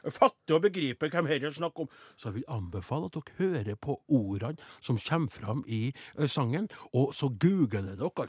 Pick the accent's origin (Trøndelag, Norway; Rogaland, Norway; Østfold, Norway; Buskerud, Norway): Trøndelag, Norway; Trondheim; born there; Jeg er født i Trondheim